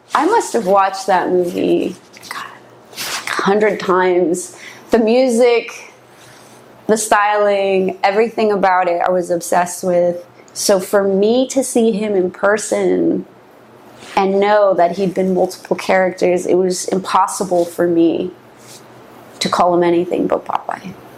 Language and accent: English; San Francisco, California, United States; moved away as an adult; also born or lived in New York; now in Los Angeles, United States; I grew up in the home of social engineering other than LA, which is where we are now, right? But it's close by. So the Bay Area